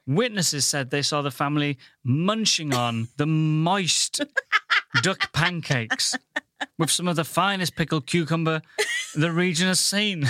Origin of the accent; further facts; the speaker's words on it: Goole, Yorkshire and the Humber, United Kingdom; now in London, United Kingdom; I'm from the Thinking Man's Pontefract, Goole